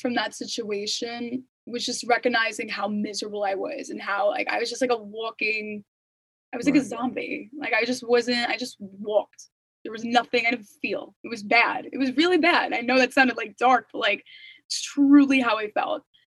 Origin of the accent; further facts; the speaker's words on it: Long Island, New York, United States; Since we're both from Long Island, I wouldn't mind meeting here.